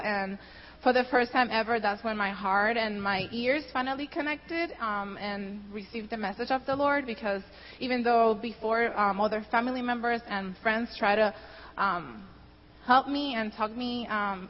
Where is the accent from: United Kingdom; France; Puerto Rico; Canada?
Puerto Rico; first language Spanish; English is a second language; moved away as an adult; now in United States; I was born and raised in Puerto Rico